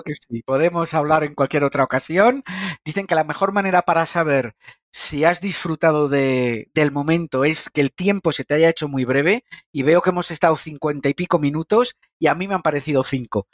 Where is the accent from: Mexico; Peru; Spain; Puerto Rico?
Spain; Madrid, Community of Madrid; yo soy de Madrid